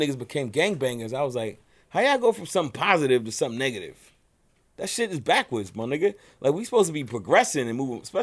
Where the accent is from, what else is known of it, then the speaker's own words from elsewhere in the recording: New York City, New York, United States; I'm from Brownsville